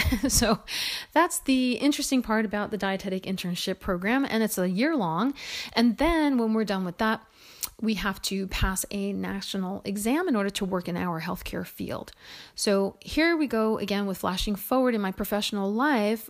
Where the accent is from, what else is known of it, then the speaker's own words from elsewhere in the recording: Woodland Park, New Jersey, United States; I was born in New Jersey in what was then known as West Patterson. It's now known as Woodland Park.